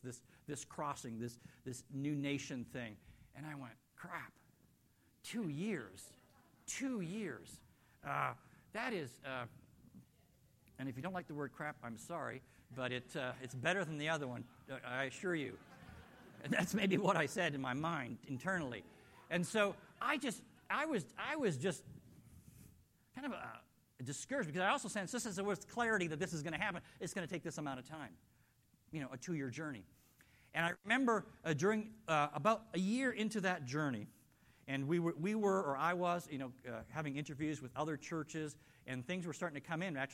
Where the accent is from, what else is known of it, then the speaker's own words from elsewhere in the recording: Canada; moved away; being Canadian